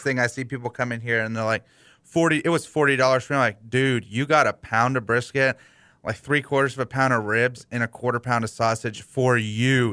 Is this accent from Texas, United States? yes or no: yes; Houston, Texas, United States; I grew up in West U.